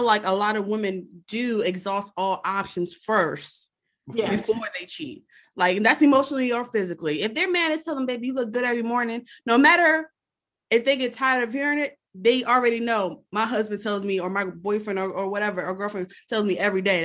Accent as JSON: {"language": "English", "town": "Philadelphia", "region": "Pennsylvania", "country": "United States", "moved": "yes", "said": "I'm from North Philadelphia"}